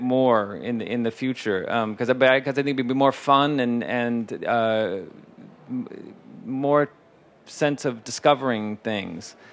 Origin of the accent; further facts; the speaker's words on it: Shanghai, China; English is a second language; moved away as an adult; now in Los Angeles, United States; I'm a filmmaker from Shanghai and I also learn and work my film